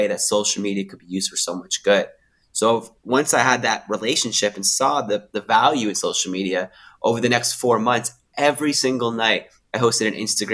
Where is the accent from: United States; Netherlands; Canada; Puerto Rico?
Canada; now in Sydney, Australia; I live in Sydney, Australia now, but I'm originally from Canada.